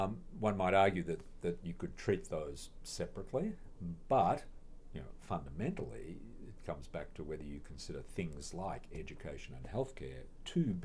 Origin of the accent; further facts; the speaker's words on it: Australia; moved away as an adult; now in Minnesota, United States; I come from Australia